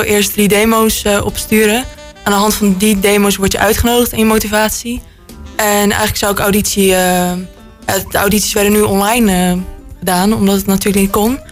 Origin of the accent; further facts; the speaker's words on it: Roosendaal, North Brabant, Netherlands; ik ben 17 jaar en ik kom uit Roosendaal.